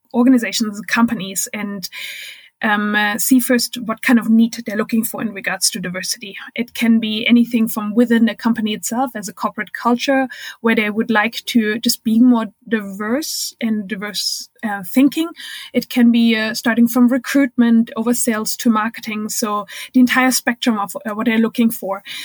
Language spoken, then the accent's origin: English; Germany; English is a second language; moved away as an adult; also born or lived in United States / Minnesota; I'm originally from Germany